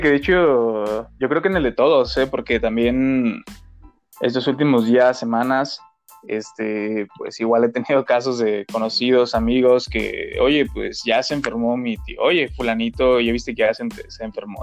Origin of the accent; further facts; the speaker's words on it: Mexico; tenemos como mexicanos otras creencias